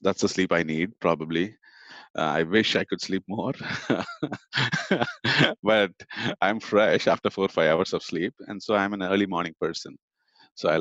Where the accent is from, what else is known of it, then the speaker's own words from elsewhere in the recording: Chennai, Tamil Nadu, India; moved away as an adult; also born or lived in Oklahoma; now in United States; I grew up in India in a town called, or a city called Chennai.